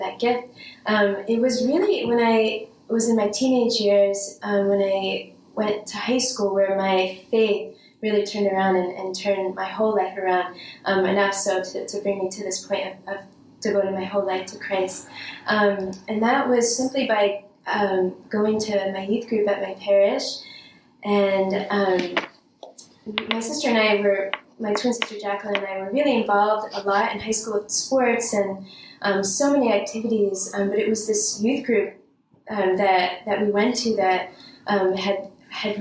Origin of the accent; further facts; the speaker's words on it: Bergen County, New Jersey, United States; I grew up in Bergen County in New Jersey